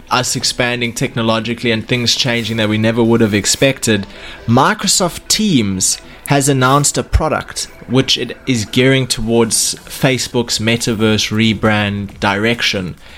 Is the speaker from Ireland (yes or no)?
no; South Africa; we're coming from South Africa